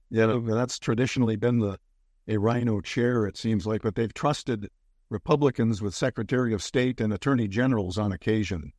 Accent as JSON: {"language": "English", "town": "Bellevue", "region": "Washington", "country": "United States", "tie": "born or raised there", "also_born_or_lived": "Minnesota", "said": "growing up in Bellevue, which isn't the Bellevue of today. It was, it was kind of a raucous place and not far from Seattle"}